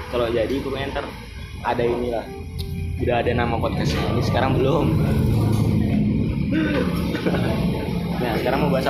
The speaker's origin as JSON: {"language": "Indonesian", "town": "Negara", "region": "Bali", "country": "Indonesia", "said": "aku dari Negara"}